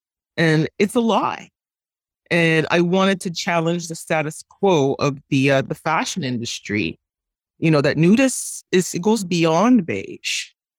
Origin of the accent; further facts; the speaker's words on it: Montreal, Quebec, Canada; I was born and raised in Montreal. My mom worked in the garment industry